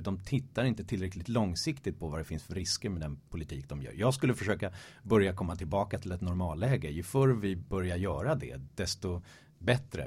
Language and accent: Swedish; Stockholm, Stockholm County, Sweden; also born or lived in Malmö; geografiskt kommer jag från Stockholm, eh, från Hässelby väster om, om stan. Alltid eh, ja, 30 minuter med tunnelbana från innerstan. Så att jag har alltid gått och drömt om det urbana livet sådär under de första 20 levnadsåren